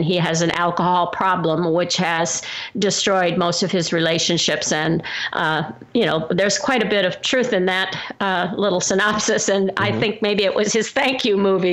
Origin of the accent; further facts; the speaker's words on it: Midwest, United States; I'm from the Midwest in a small town which didn't have anything like